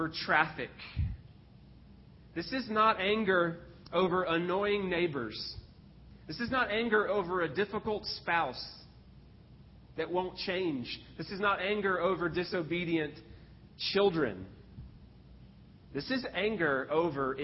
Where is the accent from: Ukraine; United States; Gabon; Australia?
United States; Texas; I grew up in Texas.